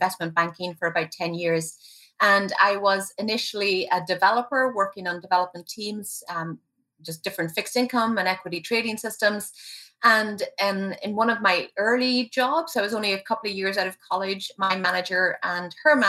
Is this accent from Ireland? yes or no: yes; Ireland; moved away as an adult; now in Vermont, United States; I moved to Vermont about 16 years ago, and I actually grew up in Ireland.